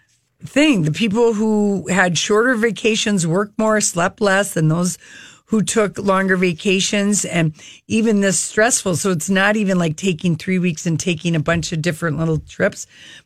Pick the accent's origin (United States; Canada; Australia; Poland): United States; Minnesota; accent: Minnesota; he liked my Minnesota accent.